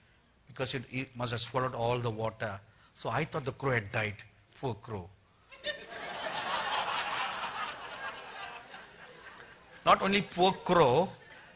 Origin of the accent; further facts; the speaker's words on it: India; accent: Indian; my Indian accent